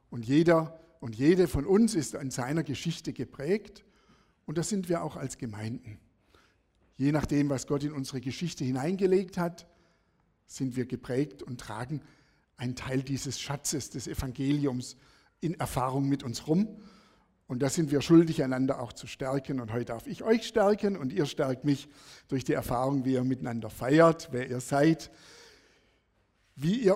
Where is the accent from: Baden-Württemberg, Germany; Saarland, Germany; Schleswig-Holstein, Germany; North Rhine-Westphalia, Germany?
Baden-Württemberg, Germany; Sersheim; Bin aufgewachsen in Sersheim, das ist bei Feingen-Enz, Bietigheim.